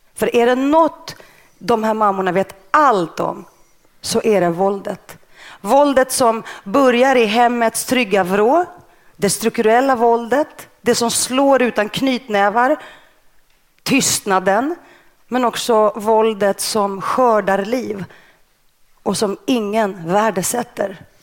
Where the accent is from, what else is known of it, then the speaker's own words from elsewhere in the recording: Stockholm, Stockholm County, Sweden; first language Greek; Swedish is a second language; när jag kom till Sverige, jag var väl sex år, när jag kom till Rinkeby och växte upp i ett hem utan böcker